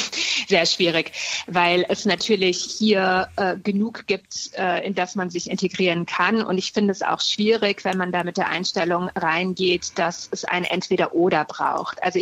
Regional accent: Germany; was es ausmacht, in Deutschland zu leben, was uns als Deutsche hier ausmacht.

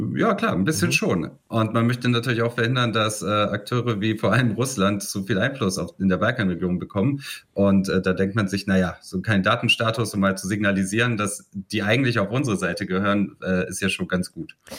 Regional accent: Bosnia & Herzegovina; moved away; wenn ich irgendwie an meinen Heimatort zurückgehe

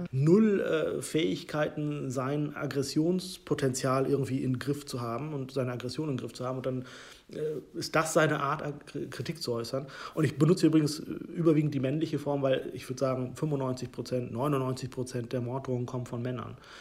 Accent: Hollern-Twielenfleth, Lower Saxony, Germany; Ich bin in einem Dorf in Norddeutschland groß geworden

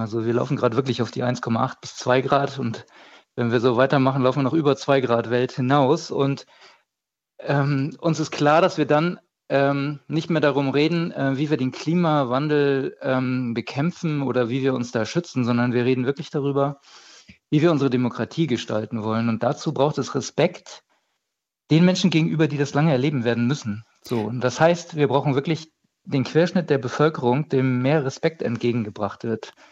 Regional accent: Bremen, Germany; ich komme ja aus Norddeutschland, ich bin aus Bremen

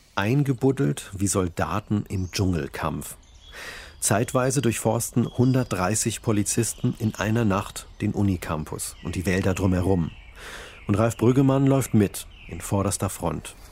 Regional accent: Sprockhövel, North Rhine-Westphalia, Germany; in Sprockhövel, in meiner Heimatstadt.

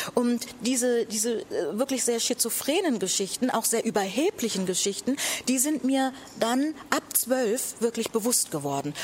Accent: Buxtehude, Lower Saxony, Germany; ich komme aus Buxtehude. Ja, das, das ist doch meine Heimatstadt.

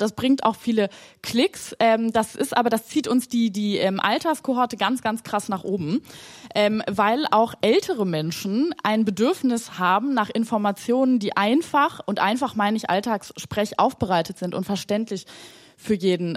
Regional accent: Germany; wir, glaube ich, in Deutschland

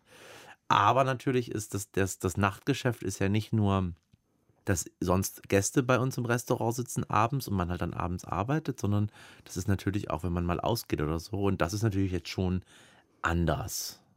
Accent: Erlangen, Bavaria, Germany; ich bin in Erlangen groß geworden

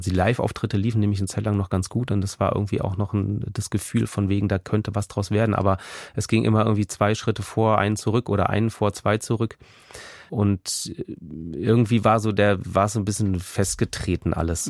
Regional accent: Berlin, Germany; also born or lived in Kreuzberg, Berlin; vom Tiergarten, wo ich aufgewachsen bin

